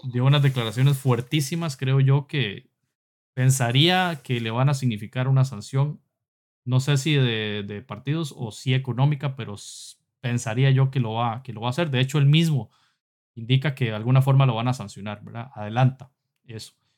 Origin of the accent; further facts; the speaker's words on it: Costa Rica; Somos, somos de Costa Rica y del Salvador, Pablo de Salvador, nosotros de Costa Rica